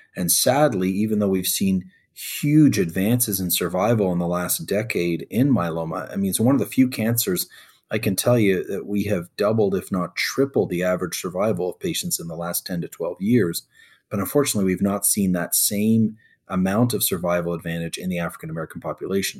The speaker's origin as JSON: {"language": "English", "country": "Canada", "tie": "born or raised there", "also_born_or_lived": "Egypt (parents)", "moved": "yes", "lives_now": "United States"}